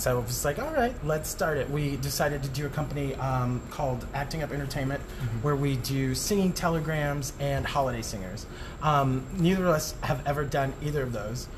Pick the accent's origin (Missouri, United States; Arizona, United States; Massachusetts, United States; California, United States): Arizona, United States; Tucson; moved away as an adult; also born or lived in Tempe, Arizona; now in New York City, United States; I am from Arizona, a small town called Tucson